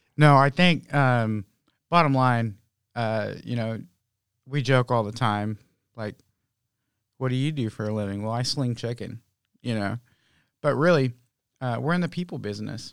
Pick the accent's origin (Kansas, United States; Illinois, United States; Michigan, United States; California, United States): California, United States; Oakland; now in Santa Rosa, United States; Originally, I'm from Oakland